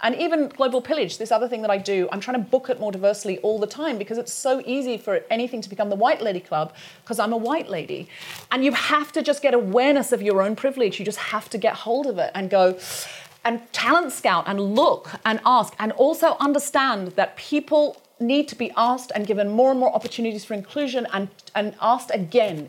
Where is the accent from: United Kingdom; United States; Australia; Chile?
United Kingdom; British people